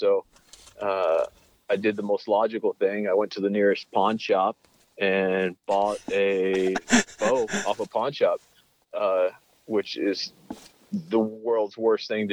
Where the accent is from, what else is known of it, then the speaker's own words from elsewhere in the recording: Steamboat Springs, Colorado, United States; I grew up in Steamboat Springs, Colorado